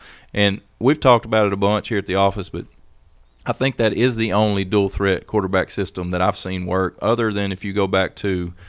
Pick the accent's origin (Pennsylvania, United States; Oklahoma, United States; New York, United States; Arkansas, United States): Arkansas, United States; Greenbrier; we're both from Greenbrier.